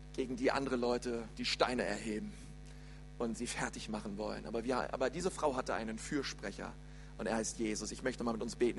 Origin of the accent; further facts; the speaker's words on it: Berlin, Germany; moved away; also born or lived in Bavaria; bei uns in Berlin ist es so, die Grundschule geht bis zur sechsten Klasse und nicht wie hier bis zur vierten